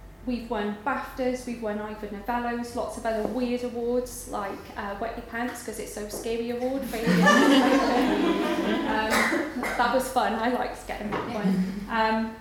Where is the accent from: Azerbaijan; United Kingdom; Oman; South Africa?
United Kingdom; Garndiffaith, Wales; accent: Welsh; moved away; I'm from Wales. I grew up pretty much in the middle of nowhere. And it's a tiny little mining village called Garndyfaith